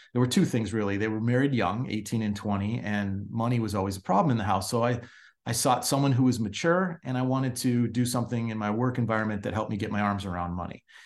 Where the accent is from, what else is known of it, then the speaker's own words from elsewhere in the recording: Chicago, Illinois, United States; growing up in Chicago